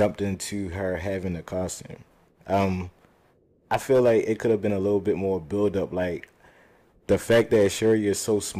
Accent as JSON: {"language": "English", "town": "Baltimore", "region": "Maryland", "country": "United States", "said": "I'm from Park Heights."}